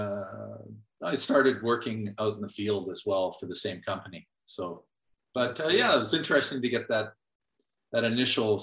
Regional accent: North Vancouver, British Columbia, Canada; now in Calgary, Canada; So I grew up in Vancouver, North Vancouver actually.

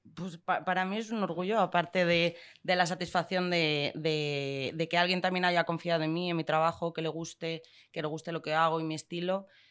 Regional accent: León, Castile and León, Spain; moved away as an adult; also born or lived in Madrid / London

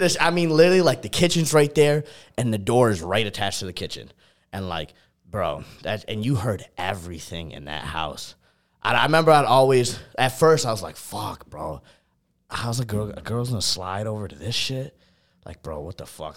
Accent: New York, United States; also born or lived in Buffalo; which is about an hour and twenty minutes from where, like, my hometown is

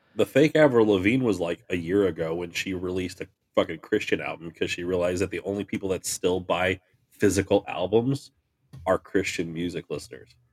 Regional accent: Farmington, United States; I grew up in Farmington

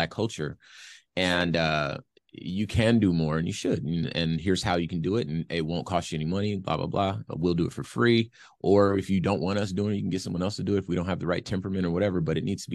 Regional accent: Los Angeles, California, United States; now in Phoenix, United States; I'm from Los Angeles

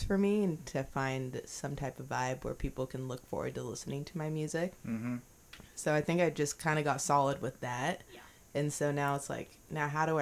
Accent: Beaverton, Oregon, United States; I'm from Beaverton, like, I'm not from the hood

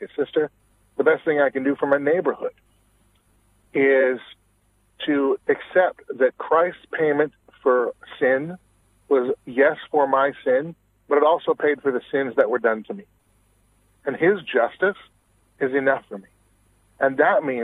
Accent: Washington, United States; I'm originally from Washington State.

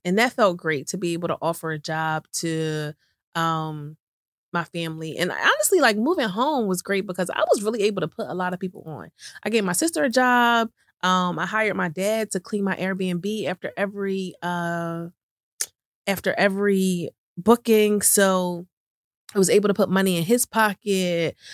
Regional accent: right outside of Philadelphia, Pennsylvania, United States; moved away as an adult; also born or lived in New York City, United States; moved from New York City to back to my hometown right outside of Philadelphia

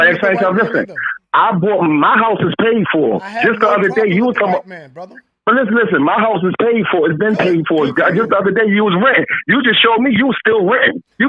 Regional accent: Moreno Valley, California, United States; Like I said, I'm from Reno Valley, California.

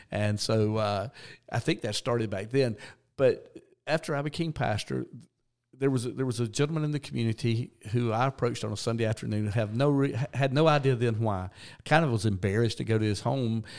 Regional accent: South Georgia, United States; I grew up in church in South Georgia

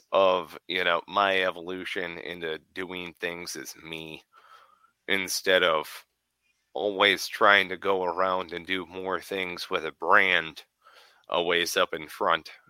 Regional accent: Michigan, United States; moved away; I'm originally from Michigan. That's where I was born and raised

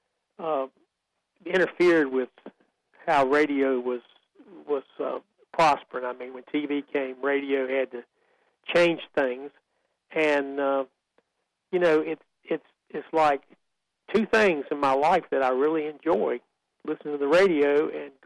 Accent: Central North Carolina, United States; I was raised in Central North Carolina. I've lived here my whole life

